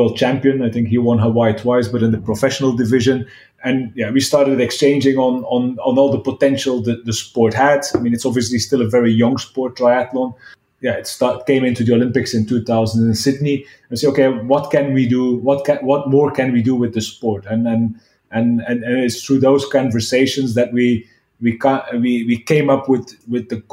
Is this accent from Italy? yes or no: no; Belgium; moved away as an adult; also born or lived in China; I'm originally from Belgium